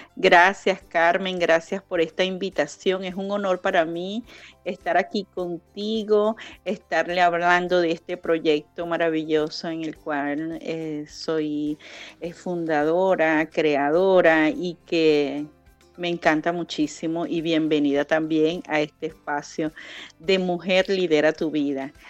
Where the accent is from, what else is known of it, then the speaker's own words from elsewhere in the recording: Venezuela; moved away as an adult; yo salí de Venezuela